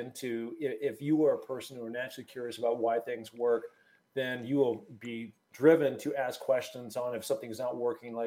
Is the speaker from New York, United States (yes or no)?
no; Seattle, Washington, United States; I'm originally from Seattle